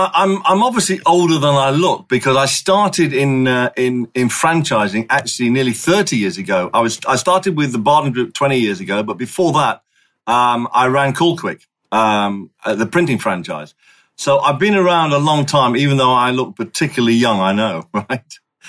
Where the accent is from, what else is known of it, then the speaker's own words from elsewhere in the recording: Singapore; moved away as an adult; I was born and raised in Singapore, right? And I didn't leave there until I was 18. So I'm a Singaporean by birth. I'm a Singaporean by education. I'm a Singaporean through and through.